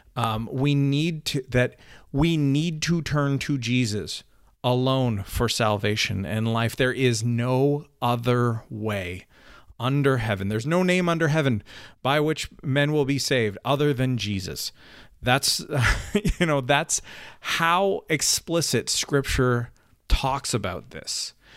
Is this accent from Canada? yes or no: yes; Canada; I'm Canadian